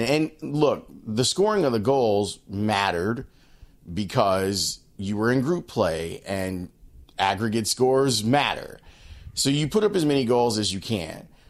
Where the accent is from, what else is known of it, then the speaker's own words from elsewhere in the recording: United States; me as an American